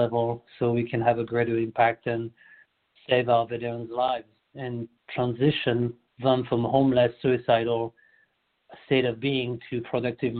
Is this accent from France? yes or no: yes; France; moved away as an adult; now in United States; I'm born and raised in France